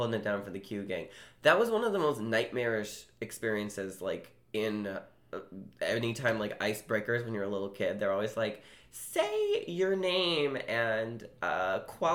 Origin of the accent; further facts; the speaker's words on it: Seattle, Washington, United States; also born or lived in Chicago; I grew up in Seattle.